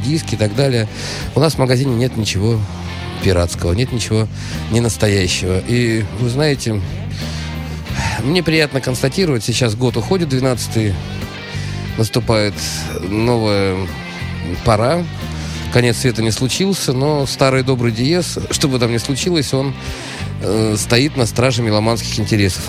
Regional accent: Saint Petersburg, Russia; Я питерский человек, я музыкант, я директор. Ну, я просто обычный правильный петербуржец

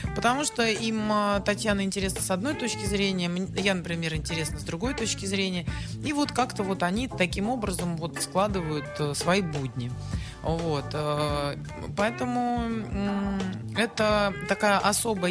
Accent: Saint Petersburg, Russia; Мне всегда казалось, что я ленинградка

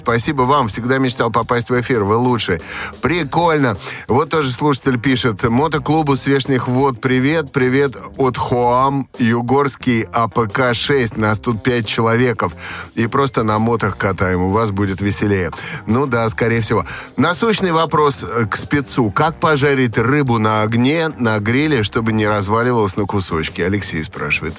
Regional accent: Estonia; moved away; А мое детство прошло в Эстонии

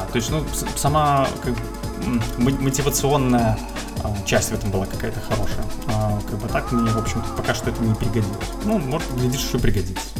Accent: Minsk, Belarus; Я из Минска, а, на данный момент тружусь в качестве программиста

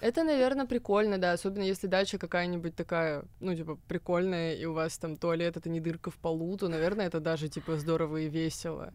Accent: Moscow, Russia; мы и есть этот стереотип

